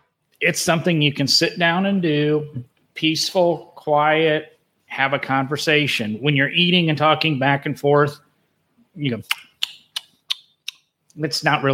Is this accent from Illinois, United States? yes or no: yes; Illinois, United States; I'm from Illinois